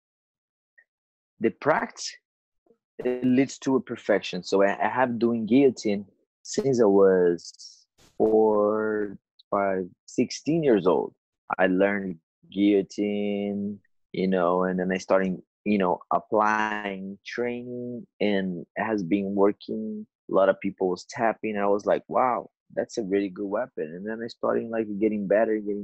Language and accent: English; São Paulo, Brazil; moved away; it was in São Paulo, my hometown.